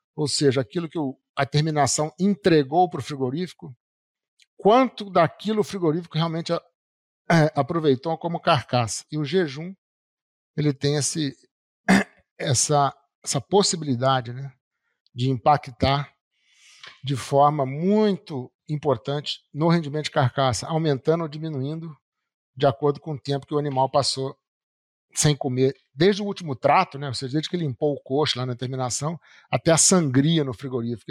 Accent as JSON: {"language": "Portuguese", "region": "Rio de Janeiro", "country": "Brazil", "tie": "born or raised there", "also_born_or_lived": "Juiz de Fora", "moved": "yes", "said": "Eu nasci carioca, mas a minha família é toda mineira."}